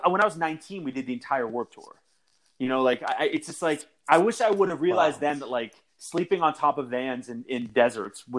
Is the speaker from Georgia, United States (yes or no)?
no; Pittsburgh, Pennsylvania, United States; we're from Pittsburgh